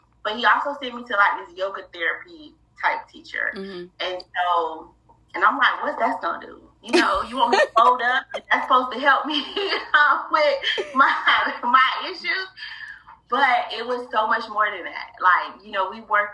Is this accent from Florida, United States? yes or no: yes; Fort Lauderdale, Florida, United States; now in Jacksonville, United States; I'm born and raised in Fort Lauderdale, Florida. I now reside in Jacksonville